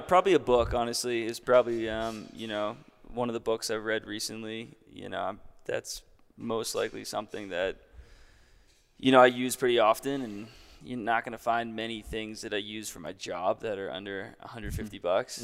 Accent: Hopkinton, New Hampshire, United States; also born or lived in Denver, Colorado; now in Jackson Hole, United States; I'm from New Hampshire. I'm from a small town, Hopkinton, New Hampshire, like three thousand people, and I currently live in Jackson Hole, Wyoming

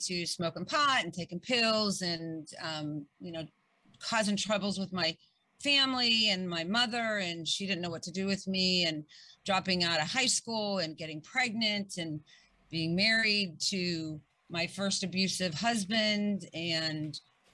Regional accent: Pittsburgh, Pennsylvania, United States; moved away; I came from Pittsburgh and I grew up and I had a wonderful family

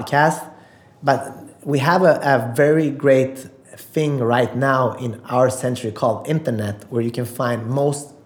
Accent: Sweden; also born or lived in Macedonia; I'm from Sweden

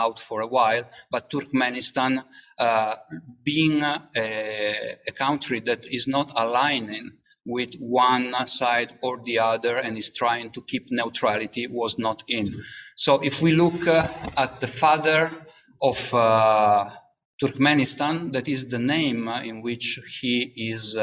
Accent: Italy; I come from Italy

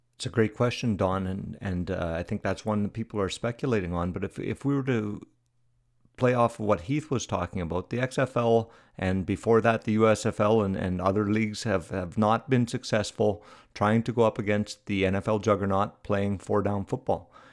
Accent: Canada

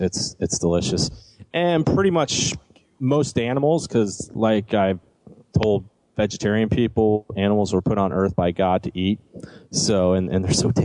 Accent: Florida, United States; but growing up in South Florida, a very good key lime pie.

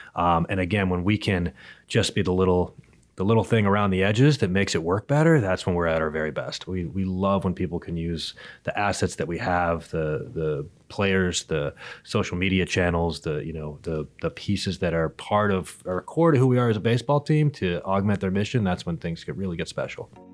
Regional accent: Berkeley, California, United States; I was born in Berkeley, California, and so Oakland A's games were my first memories, really, of my entire life

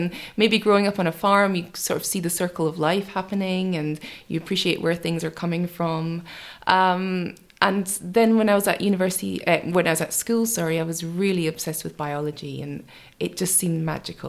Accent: rural Scotland, United Kingdom; I grew up in Scotland, so I grew up in rural Scotland in a little tiny dairy farm in the countryside

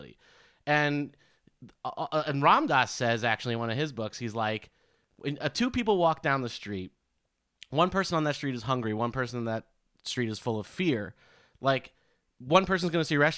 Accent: New York City, New York, United States; I'm from New York and I grew up with the insane parents from Queens

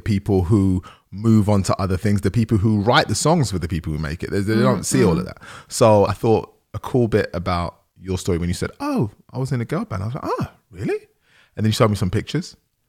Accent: Nigeria; I'm Nigerian, so like so many people, that's what happened with us.

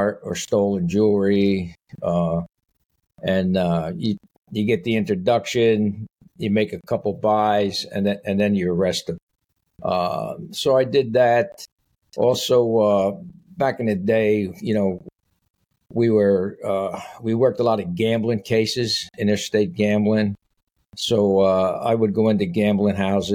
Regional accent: Paterson, New Jersey, United States; I grew up in Paterson, New Jersey

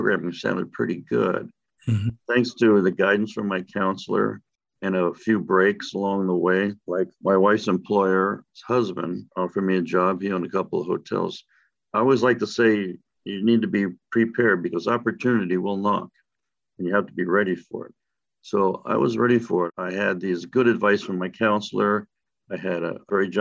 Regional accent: Panama Canal Zone, Panama; moved away as an adult; also born or lived in Florida; I was born and raised in the Panama Canal Zone in Central America

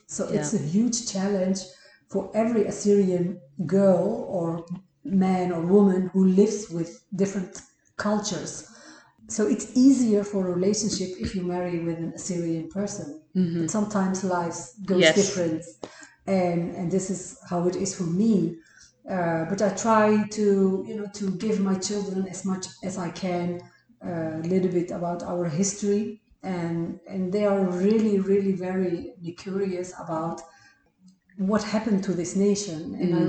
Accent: Mardin, Turkey; now in Netherlands; But also when I went to Iraq, like, you know, we are from Tur Abdin. Those people doesn't even understand you. Like, they speak another language.

